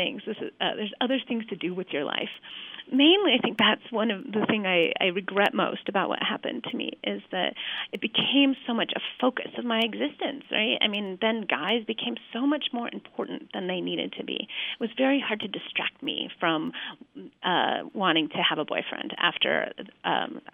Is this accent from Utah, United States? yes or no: yes; Salt Lake City, Utah, United States; moved away as an adult; now in Flagstaff, United States; my history as a girl growing up in Salt Lake